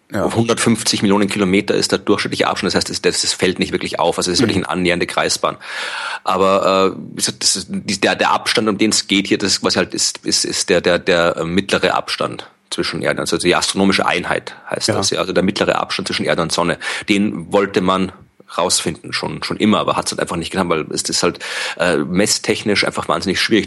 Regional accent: Wachau, Lower Austria, Austria; Also das ist die Gegend, wo ich herkomme aus Österreich und wo ich jetzt momentan auch gerade bin und wo meine Eltern wohnen

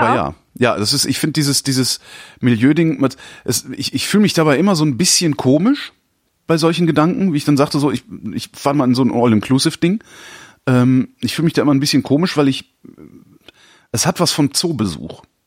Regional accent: Cologne, North Rhine-Westphalia, Germany; ich komme ja ursprünglich aus Köln

